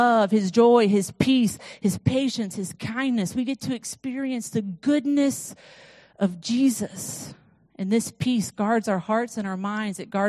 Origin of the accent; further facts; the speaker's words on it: Florida, United States; I'm from Florida